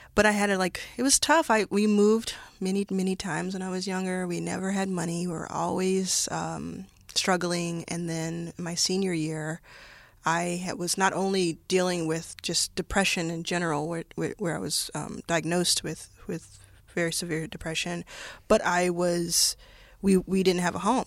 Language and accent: English; Dallas, Texas, United States; also born or lived in Jackson, Mississippi; I grew up, grew up in Dallas, Texas